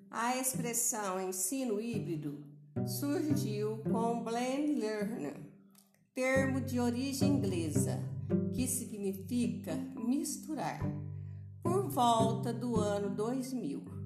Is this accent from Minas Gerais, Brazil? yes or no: yes; Boa Esperança, Minas Gerais, Brazil; Sou de Boa Esperança, sul de Minas Gerais.